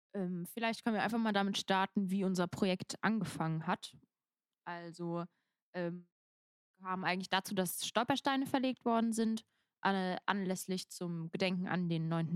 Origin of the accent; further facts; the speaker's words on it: Rhens, Rhineland-Palatinate, Germany; in meinem Heimatdorf äh, irgendwie so ein bisschen aus, halt in Rehens